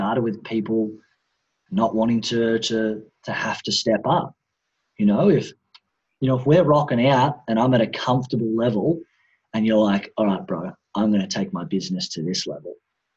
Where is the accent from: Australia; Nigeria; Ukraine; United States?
Australia; now in Bali, Indonesia; I grew up in Australia, Australian Western society.